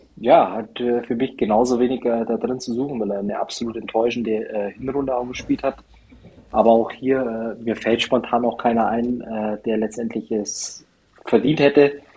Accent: Germany; als Deutscher

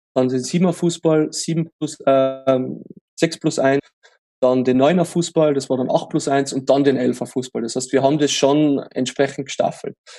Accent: Austria; bei uns in Österreich

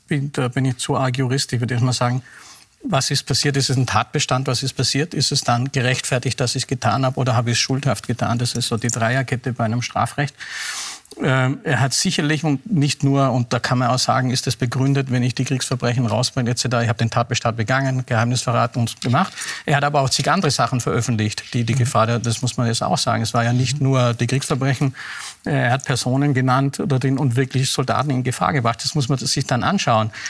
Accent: Baden-Württemberg, Germany; Aber äh, als Schwabe würde ich sagen, es hat das schon ein Geschmäckle.

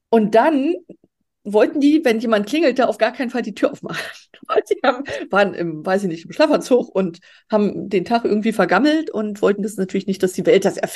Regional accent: Baltic coast, Germany; Also ich bin dort an der Ostsee groß geworden. Insofern ähm, habe ich da äh, meine Wurzeln, meine ursprünglichen.

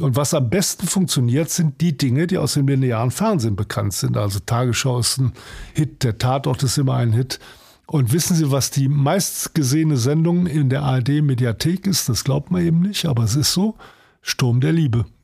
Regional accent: Cologne, North Rhine-Westphalia, Germany; moved away as an adult; also born or lived in Potsdam; now in Hamburg, Germany; Kalk mhm. ist ein Stadtteil wie Wilhelmsburg, also jedenfalls eher ein Arbeiterstadtteil. Ja, oder schwieriger Stadtteil Arbeiter, da bin ich groß geworden

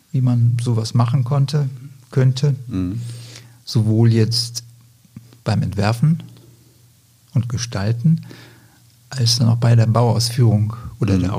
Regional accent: Lower Saxony, Germany; also born or lived in Greece; Aufgewachsen bin ich in Griechenland, in Deutschland, später dann auch. Ich habe in, in Deutschland 1985 mein Abitur gemacht in der Nähe von Hamburg, südlich von Hamburg, in Niedersachsen.

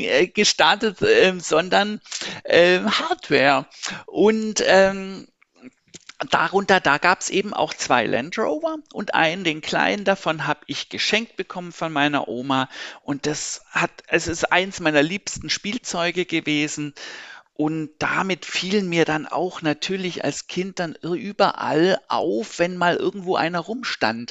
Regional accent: Stuttgart, Baden-Württemberg, Germany; moved away as an adult; also born or lived in Berlin / Pforzheim; now in Karlsruhe, Germany; Ich bin gebürtiger Berliner, bin aber in Stuttgart quasi aufgewachsen und sozialisiert worden

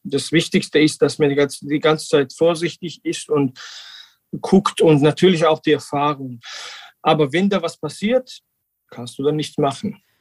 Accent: Georgia; German is a second language; wir machen seit 2017 äh, Naturwein mit dem alten georgischen Tradition in Quevri. Seit meinem Kindheit, seitdem ich äh, acht Jahre bin, bin ich in Weinbergen aufgewachsen

